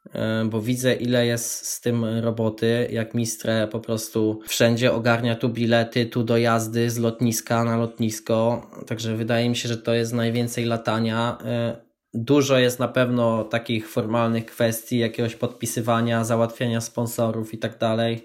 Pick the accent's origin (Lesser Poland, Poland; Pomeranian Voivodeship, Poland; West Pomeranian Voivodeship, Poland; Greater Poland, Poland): Lesser Poland, Poland; Tęgoborze; moved away as an adult; now in Wrocław, Poland; Mieszkam we Wrocławiu, aktualnie pochodzę z Tęgoboży, małej miejscowości koło Nowego Sącza